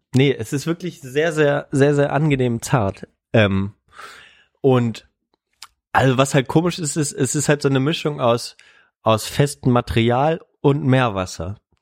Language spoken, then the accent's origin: German; Germany; also born or lived in Bonn; wir sind aus Deutschland